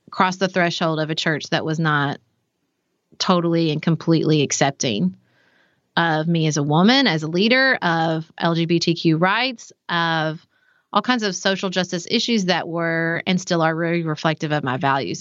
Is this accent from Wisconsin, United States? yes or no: no; Paducah, Kentucky, United States; I grew up in Paducah